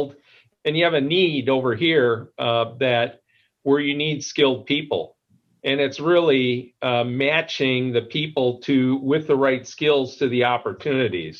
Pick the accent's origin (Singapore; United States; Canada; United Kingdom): United States; Madison, Wisconsin; where I grew up here in Madison